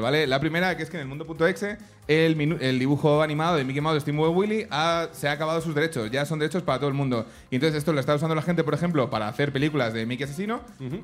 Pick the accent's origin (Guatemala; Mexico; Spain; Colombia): Spain; Madrid, Community of Madrid; yo soy de Madrid, a mí mis padres me secuestraron para ir a Cortilandia